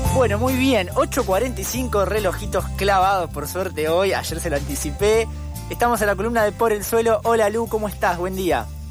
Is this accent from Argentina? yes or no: yes; Argentina; nosotros como sociedad argentina